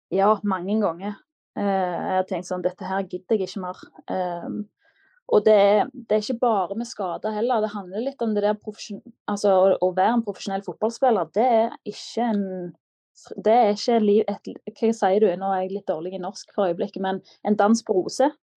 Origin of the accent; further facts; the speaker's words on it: Klepp, Rogaland, Norway; moved away as an adult; now in Manchester, United Kingdom; Og da følte jeg meg klar til å forlate redet hjemme på Klepp